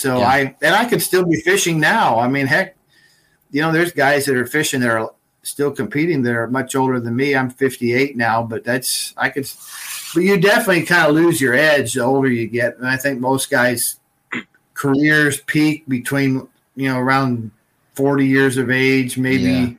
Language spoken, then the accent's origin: English; United States; also born or lived in California / Oregon; growing up in California and Oregon